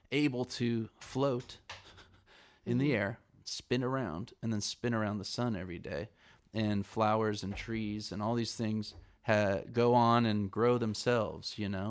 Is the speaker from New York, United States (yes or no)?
no; California, United States; I'm from California